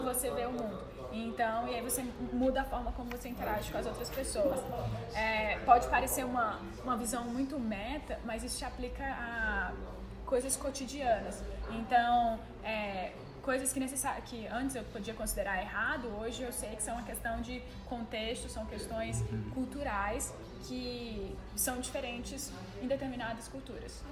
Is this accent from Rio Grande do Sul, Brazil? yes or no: no; Ceará, Brazil; eu sou cearense, nordestina, mulher, brasileira